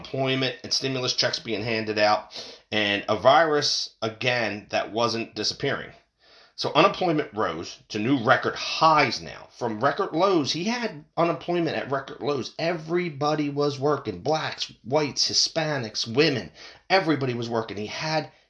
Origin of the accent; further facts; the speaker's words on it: Pennsylvania, United States; I'm from Pennsylvania